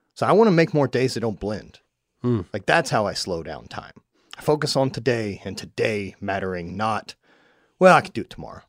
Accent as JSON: {"language": "English", "region": "Louisiana", "country": "United States", "tie": "born or raised there", "said": "I grew up in Louisiana, like hunting alligators"}